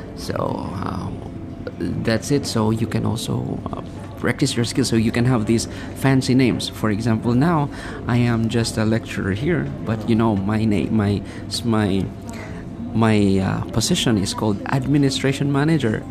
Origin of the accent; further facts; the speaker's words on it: Philippines; moved away as an adult; now in Thailand; when I was in my hometown back in the Philippines